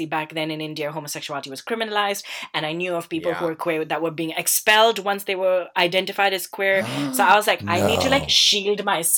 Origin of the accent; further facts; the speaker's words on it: Southall, London, United Kingdom; And they don't believe that I'm from Southall. Actually, I mean, the first thing they say, oh yeah, it is the very Asian area, right?